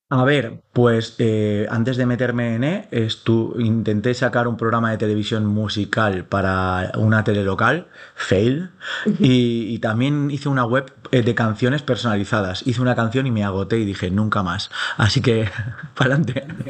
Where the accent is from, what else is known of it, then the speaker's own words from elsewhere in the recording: Xixona, Valencian Community, Spain; mi pueblo, Shishona